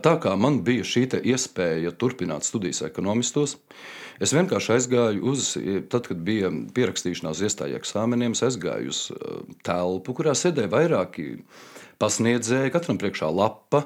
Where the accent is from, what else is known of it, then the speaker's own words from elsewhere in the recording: Riga, Latvia; Es esmu rīznieks no dzimšanas, ehm, mācījos savulaik 50. vidusskolā